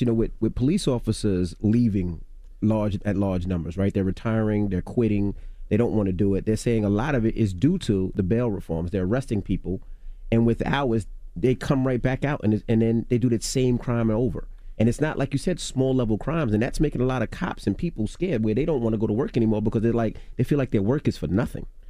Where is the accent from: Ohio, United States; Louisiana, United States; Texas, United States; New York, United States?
New York, United States; I was born and raised in New York